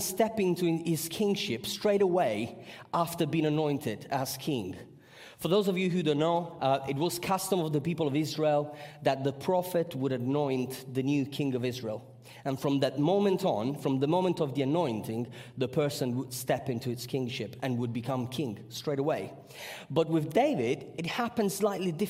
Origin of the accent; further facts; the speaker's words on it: Sicily, Italy; I come from Sicily